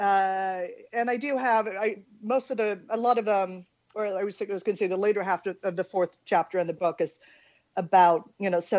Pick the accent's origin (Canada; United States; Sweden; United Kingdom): Sweden; I'm Swedish, born and raised in Sweden